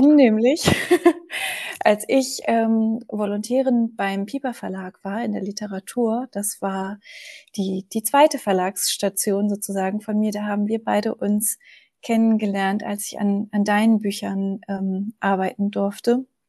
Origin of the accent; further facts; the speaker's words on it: Germany; moved away as an adult; also born or lived in Munich; Ich bin in der Nähe von Hamburg aufgewachsen